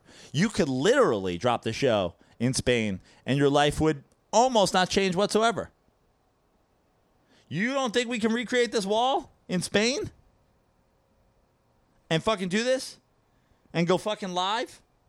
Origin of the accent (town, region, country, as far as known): United States